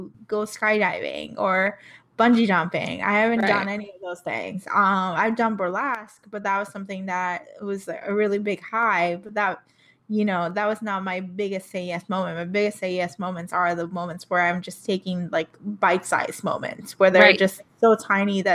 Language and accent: English; Puerto Rico; I'm from Puerto Rico, so I know English and Spanish both.